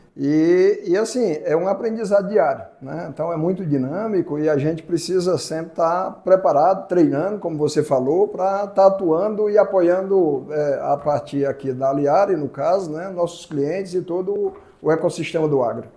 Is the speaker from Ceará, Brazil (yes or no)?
yes; Fortaleza, Ceará, Brazil; moved away; also born or lived in Mato Grosso; eu sou cearense, né? eu, sou, eu sou nascido no interior do Ceará, mas muito novo fui morar em Fortaleza